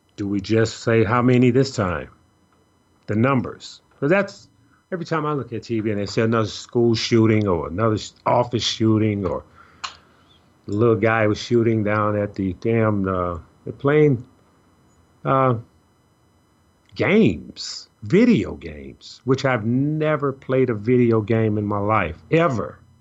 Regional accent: Chicago, Illinois, United States; a young lady I grew up with in Chicago

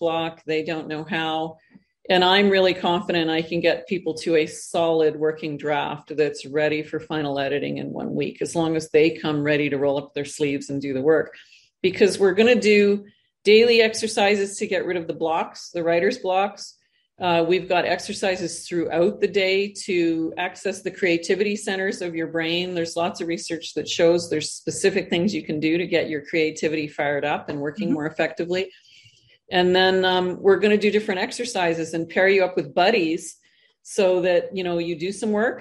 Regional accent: Canada; moved away as an adult; now in Costa Rica; I'm originally Canadian, I'm now living in Costa Rica

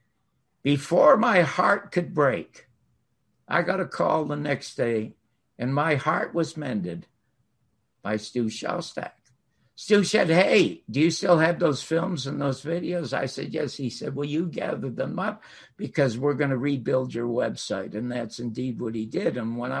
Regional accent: Toronto, Ontario, Canada; I'm from Toronto

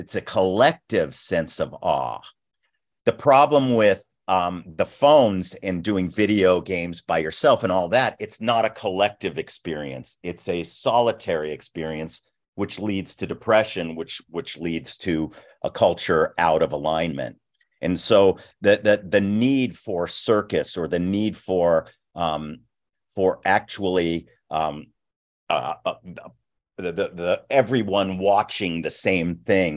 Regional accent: Los Angeles, California, United States; I was a brat from West LA.

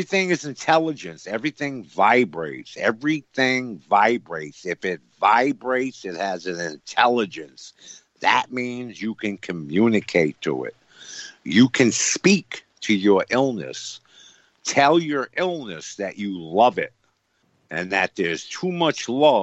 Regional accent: New York, United States; One is in New York, my hometown.

